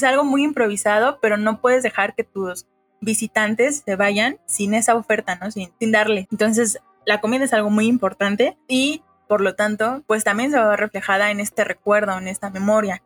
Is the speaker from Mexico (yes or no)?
yes; Mexico; como mexicanos